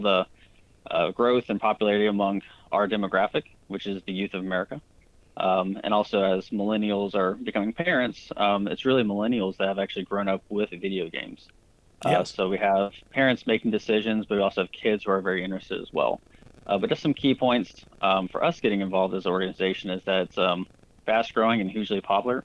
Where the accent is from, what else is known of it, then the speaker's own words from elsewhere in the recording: United States; I grew up playing soccer in the United States